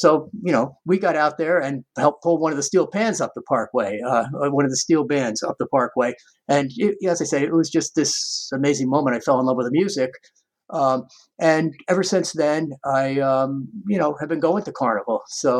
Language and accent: English; New York, United States; now in Brooklyn, United States; I was actually born and raised in the New York suburb out on Long Island, but I've been living here in Brooklyn since 1985. So I kind of feel Brooklyn is my home.